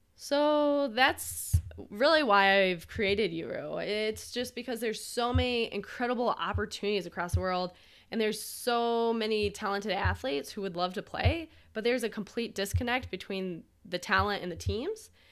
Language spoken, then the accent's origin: English; Michigan, United States; born or raised there